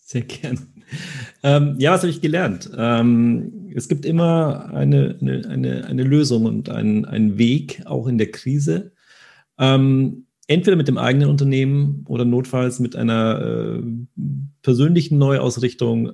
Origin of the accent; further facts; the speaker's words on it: Germany; wir sind sehr rational als Deutsche